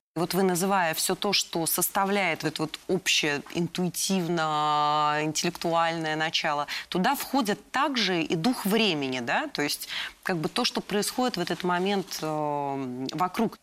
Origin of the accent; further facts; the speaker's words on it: Moscow, Russia; Я сама э, родилась и выросла в Москве